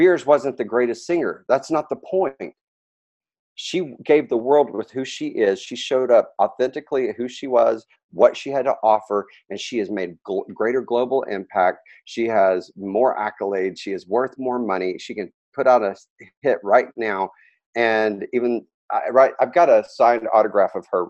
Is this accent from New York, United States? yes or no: no; Dallas, Texas, United States; moved away as an adult; I was raised in Dallas